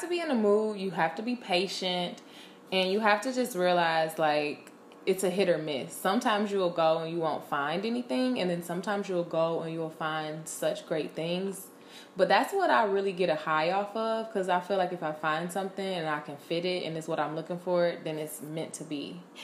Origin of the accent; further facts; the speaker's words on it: Detroit, Michigan, United States; I'm from Detroit